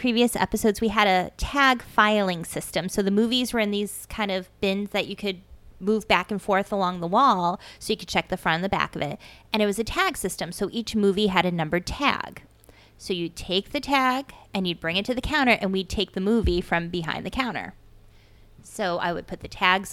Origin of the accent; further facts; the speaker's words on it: Dracut, Massachusetts, United States; also born or lived in Lowell, Massachusetts; We grew up in Lowell in Dracut, Massachusetts.